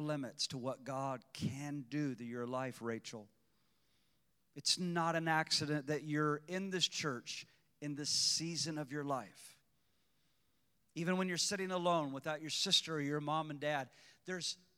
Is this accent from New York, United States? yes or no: no; Illinois, United States; an hour and 20 minutes north of my hometown